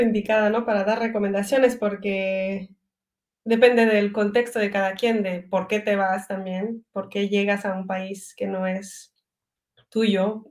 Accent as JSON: {"language": "Spanish", "country": "Belgium", "tie": "born or raised there", "also_born_or_lived": "Mérida, Mexico", "first_language": "French", "second_language": "Spanish", "moved": "as an adult", "lives_now": "Mexico", "said": "me siento belga porque he nacido en Bélgica y he crecido aquí."}